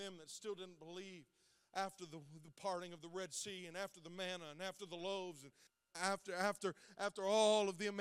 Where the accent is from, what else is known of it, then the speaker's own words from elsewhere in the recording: Zanesville, Ohio, United States; I grew up in this town. I grew up in Zanesville.